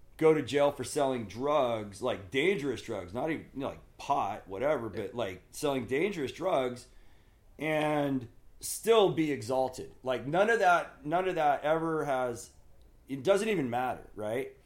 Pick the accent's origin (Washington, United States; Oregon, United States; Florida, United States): Oregon, United States; moved away as an adult; also born or lived in La Mirada, California / Palm Springs, California / Oceanside, California; now in Northern California, United States; those twelve years, first grade through twelfth grade, I spent in Oregon teenage years in the 80s.